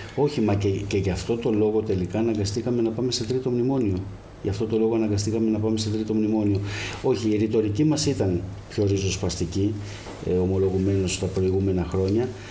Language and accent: Greek; Keratsini, Attica, Greece; moved away as an adult; now in Kefalonia, Greece; γεννήθηκα στον Πηλιά, στο Κερατσίνι σε μια περιοχή